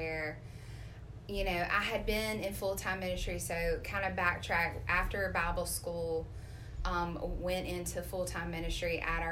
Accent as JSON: {"language": "English", "town": "Flowood", "region": "Mississippi", "country": "United States", "tie": "born or raised there", "said": "I am from Flowood, Mississippi, born and raised there."}